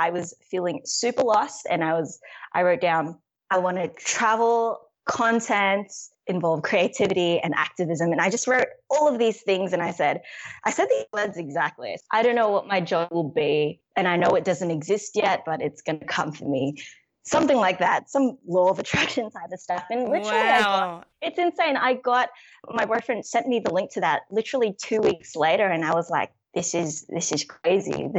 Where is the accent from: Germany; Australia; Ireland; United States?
Australia; I'm full Filipino by blood, but I was born and raised in Australia.